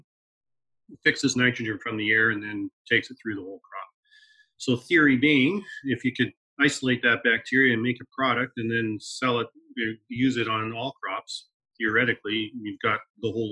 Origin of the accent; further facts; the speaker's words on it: Aylmer, Ontario, Canada; I'm brought up on a dairy farm, southwestern Ontario